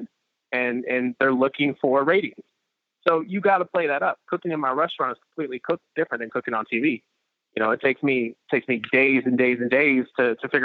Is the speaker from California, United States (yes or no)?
yes; San Francisco, California, United States; I grew up in Frisco in the 80s